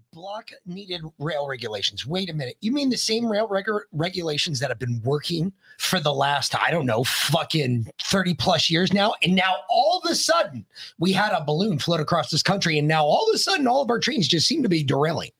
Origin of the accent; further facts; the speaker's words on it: Georgia, United States; I'm from Georgia